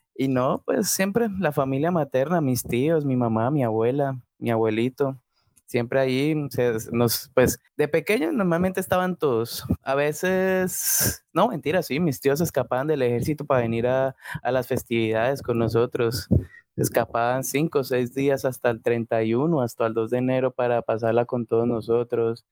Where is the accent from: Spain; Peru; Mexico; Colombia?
Colombia; La Dorada, Caldas; yo soy de la Dorada Caldas del departamento de Caldas